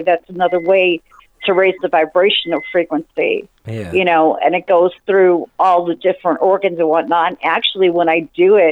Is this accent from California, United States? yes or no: no; Chicago, Illinois, United States; now in Louisiana, United States; I was born and raised in Chicago and ran around barefoot all the time